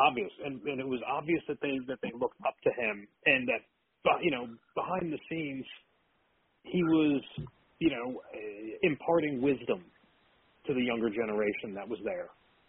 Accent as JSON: {"language": "English", "town": "Philadelphia", "region": "Pennsylvania", "country": "United States", "said": "As a Philadelphian"}